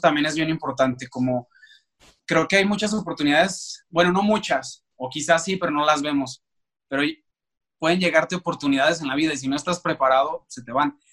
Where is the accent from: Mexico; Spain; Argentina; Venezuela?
Mexico; Aguascalientes; moved away as an adult; now in Mexico City, Mexico; yo soy de la ciudad de Aguascalientes y pues allá estudié